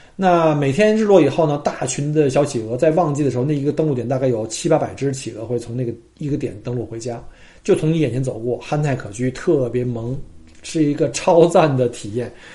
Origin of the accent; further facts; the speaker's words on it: China; now in Australia; 我们中国人的最大数字叫九嘛